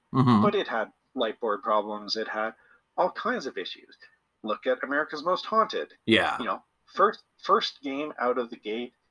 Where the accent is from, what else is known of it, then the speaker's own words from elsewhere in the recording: Canada; we're all Canadian